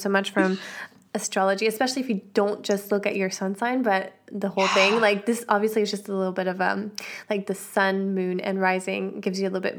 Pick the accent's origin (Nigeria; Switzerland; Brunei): Switzerland; Switzerland. Yeah, not from the Alps, but I'm from Switzerland.